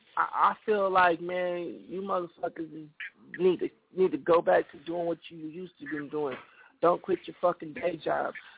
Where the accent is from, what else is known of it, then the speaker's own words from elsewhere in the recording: San Jose, California, United States; moved away; living in my hometown, San Jose, California